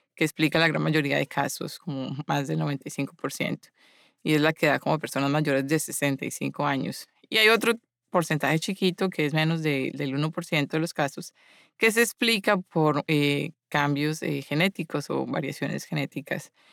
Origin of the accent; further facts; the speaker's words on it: Medellín, Antioquia, Colombia; moved away as an adult; now in Boston, United States; yo soy originalmente de, de Colombia y de Medellín